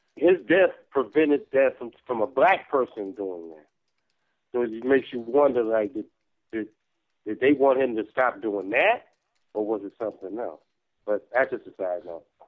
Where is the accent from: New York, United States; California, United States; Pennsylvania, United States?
New York, United States; I'm from New York